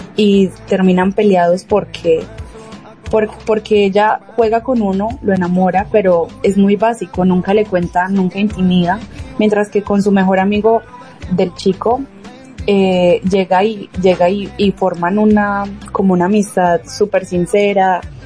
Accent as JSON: {"language": "Spanish", "country": "Colombia", "moved": "yes", "lives_now": "Peru", "said": "como colombianos"}